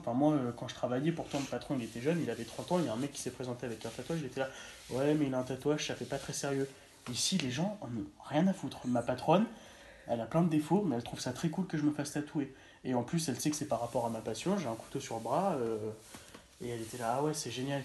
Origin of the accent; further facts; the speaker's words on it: France; moved away; je sois français